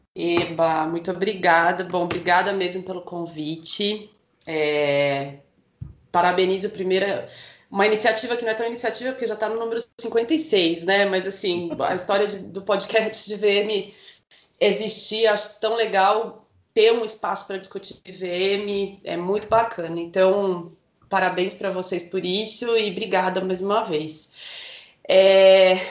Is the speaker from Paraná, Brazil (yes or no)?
yes; Curitiba, Paraná, Brazil; also born or lived in Rolândia; morei em Curitiba desde um ano de idade, então eu falo que eu sou curitibana, mas sou paranaense